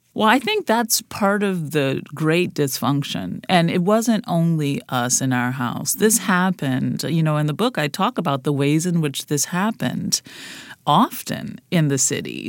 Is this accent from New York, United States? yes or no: no; New Orleans, Louisiana, United States; Growing up in the Yellow House